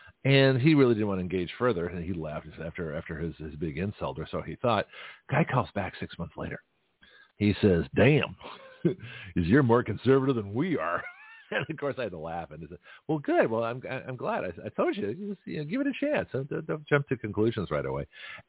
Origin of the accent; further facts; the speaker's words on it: San Francisco, California, United States; now in Milton, United States; So here I am from San Francisco.